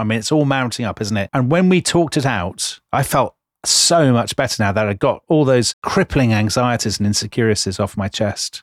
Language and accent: English; United Kingdom; we're British